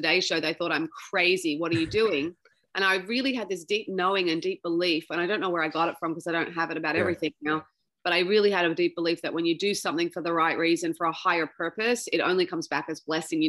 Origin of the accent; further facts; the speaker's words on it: Sydney, New South Wales, Australia; grew up there